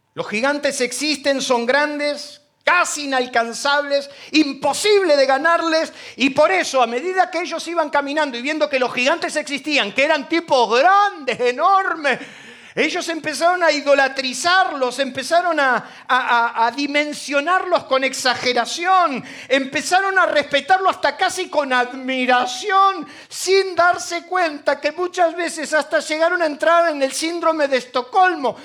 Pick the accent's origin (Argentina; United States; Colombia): Argentina; los argentinos que se suben al avión y estamos todos enojados